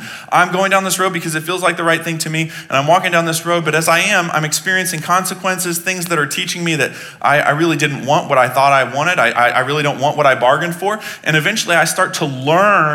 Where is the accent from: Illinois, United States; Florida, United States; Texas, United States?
Texas, United States; I was born in Texas